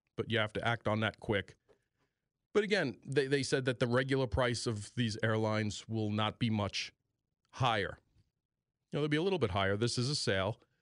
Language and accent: English; Greenfield Township, Pennsylvania, United States; born or raised there